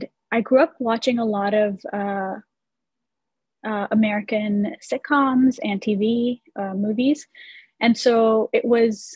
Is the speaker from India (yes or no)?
yes; India; moved away as an adult; now in United States; I grew up in India and I lived there for the first 17 years of my life. And then I moved to the US by myself for college.